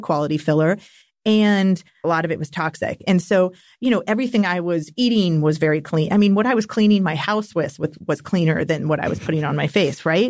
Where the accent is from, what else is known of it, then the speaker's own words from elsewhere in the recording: Napa Valley, California, United States; growing up in Napa Valley.